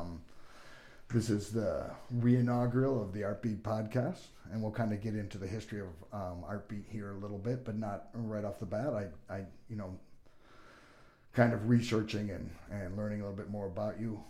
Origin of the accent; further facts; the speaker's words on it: California, United States; moved away as an adult; also born or lived in Bloomington / Los Angeles; now in Sioux Falls, United States; I grew up in California